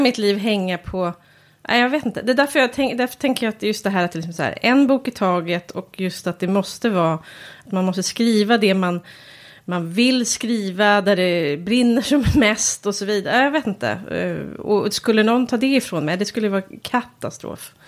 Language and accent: Swedish; Järna, Stockholm County, Sweden; i Höle som ligger nära Järna där jag kommer ifrån